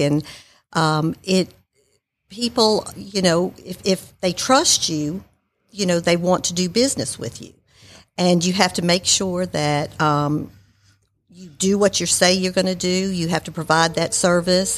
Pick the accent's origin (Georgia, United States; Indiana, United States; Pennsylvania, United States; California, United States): Georgia, United States; Marietta; also born or lived in New York; I was born in New York and I grew up in Marietta.